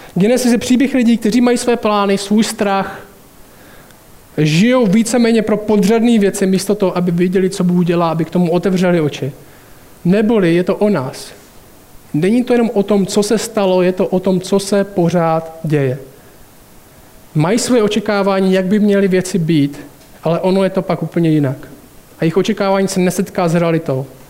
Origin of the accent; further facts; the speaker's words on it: Šumperk, Olomouc Region, Czechia; moved away as an adult; also born or lived in United States; pořád bydlím v paneláku, ve kterým jsem vyrůstal tady v Šumperku